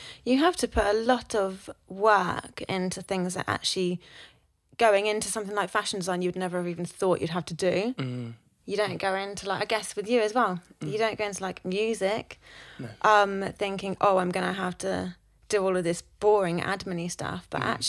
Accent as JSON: {"language": "English", "region": "South West England", "country": "United Kingdom", "lives_now": "London, United Kingdom", "said": "Whenever I came up from Cornwall, I loved the fact that people just had blinkers on and would just go and do their thing. Whereas people from Cornwall would be like, oh, I hate that."}